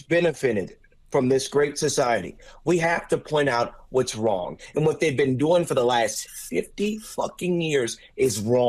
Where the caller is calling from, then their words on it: Louisiana, United States; I'm calling from Louisiana.